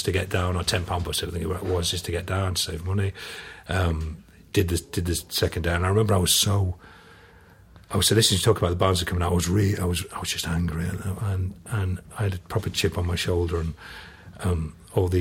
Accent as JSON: {"language": "English", "town": "Barnsley", "region": "Yorkshire and the Humber", "country": "United Kingdom", "said": "I'm from Barnsley"}